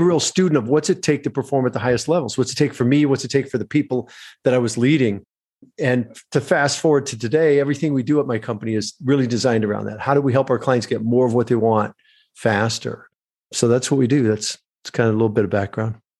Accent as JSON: {"language": "English", "region": "Michigan", "country": "United States", "tie": "born or raised there", "said": "I grew up in Michigan, very middle class"}